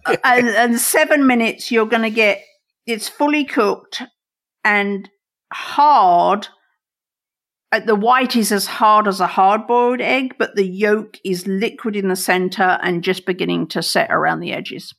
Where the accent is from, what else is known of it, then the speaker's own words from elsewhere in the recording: England, United Kingdom; now in United States; I grew up in England and then I moved here